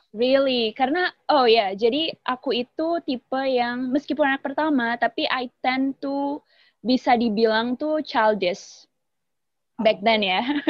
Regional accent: Nganjuk, East Java, Indonesia; moved away as an adult; also born or lived in Depok / Jakarta; aku dari Nganjuk, Jawa Timur.

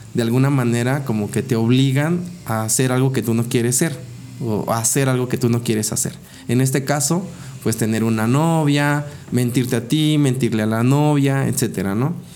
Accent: Tehuacán, Puebla, Mexico; moved away as an adult; also born or lived in Cuesta Blanca, Puebla; de los siete años eh, a los dieciocho, viví en la ciudad de, de Tehuacán, en donde estudié gran parte de mi vida ahí.

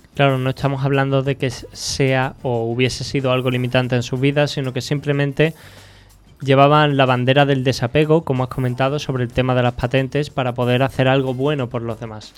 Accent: Andalusia, Spain; los que somos andaluces

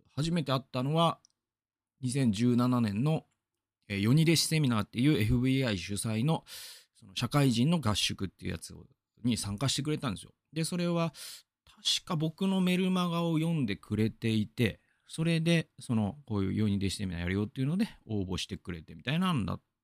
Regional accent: Gamagori, Aichi, Japan; 僕が出身なのは蒲郡

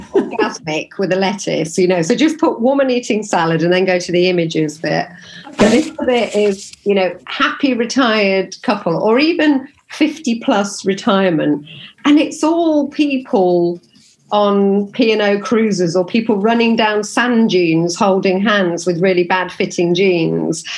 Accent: Nottingham, East Midlands, United Kingdom; I'm from Nottingham

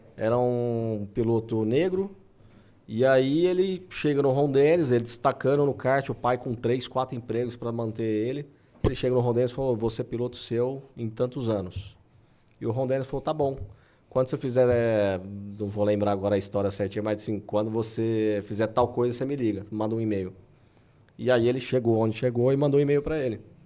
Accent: Anápolis, Goiás, Brazil; Eu sou de Anápolis

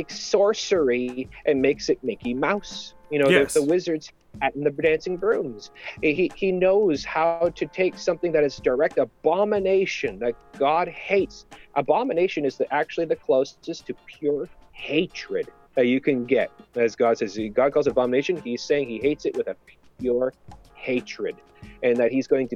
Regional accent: Canada; I'm Canadian

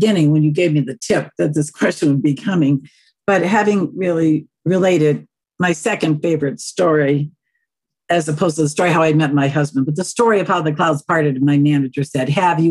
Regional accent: North Central Wisconsin, United States; When we were kids growing up in North Central Wisconsin in the 40s and 50s and 60s

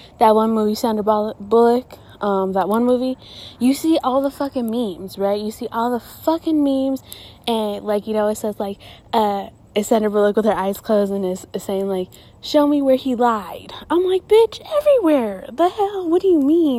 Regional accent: Gilbert, Arizona, United States; I'm from Gilbert

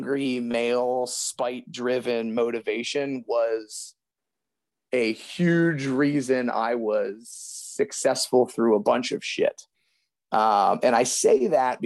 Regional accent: Youngstown, Ohio, United States; I grew up outside of Youngstown

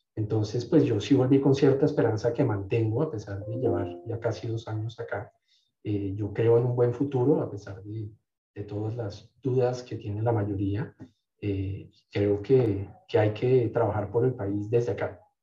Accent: Colombia; moved away as an adult; also born or lived in France / United States; Yo me fui de Colombia a los veintidós años con dos maletas de veintitrés kilos

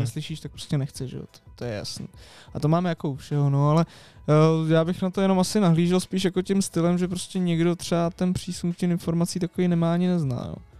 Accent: Prague, Czechia; jsme z Prahy

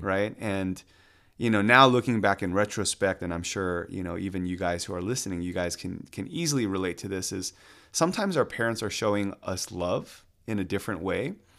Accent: Atlanta, Georgia, United States; also born or lived in Washington, D.C.; born and raised in Atlanta

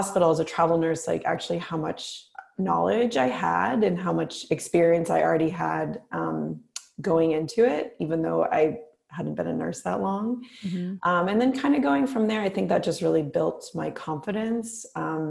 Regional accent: East Coast, United States; moved away as an adult; also born or lived in California / New Orleans; now in Bay Area, United States; I'm from the East Coast originally, but I've been out in the Bay Area, I guess since 2006

